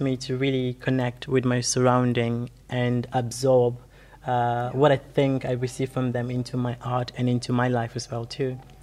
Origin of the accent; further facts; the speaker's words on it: Gambia; moved away; growing up in the Gambia